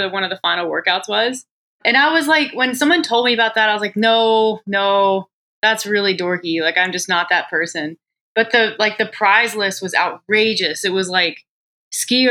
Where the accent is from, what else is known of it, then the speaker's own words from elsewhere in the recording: North Carolina, United States; moved away as an adult; now in Canada; I'm from North Carolina, which is nowhere near Calgary, Alberta